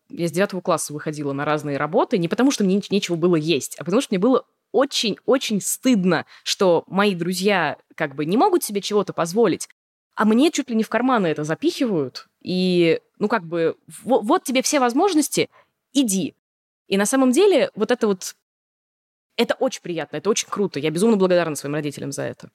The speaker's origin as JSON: {"language": "Russian", "region": "Moscow", "country": "Russia", "tie": "born or raised there", "said": "Я коренная москвичка, и училась я в Москве."}